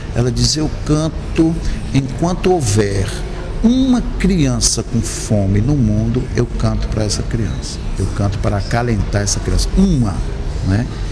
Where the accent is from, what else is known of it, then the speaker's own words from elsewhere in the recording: Sertânia, Pernambuco, Brazil; eu nasci numa, no Nordeste do Brasil, né? em Pernambuco uma cidade chamada Sertânia